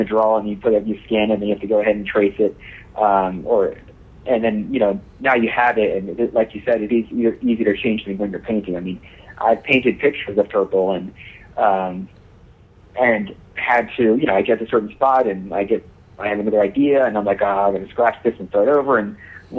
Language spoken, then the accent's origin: English; Baltimore, Maryland, United States; I'm 33 from Baltimore, Maryland.